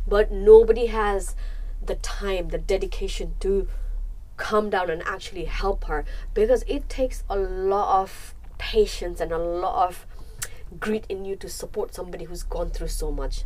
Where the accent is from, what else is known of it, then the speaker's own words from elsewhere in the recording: Nepal; moved away; We grew up in Nepal and we came here.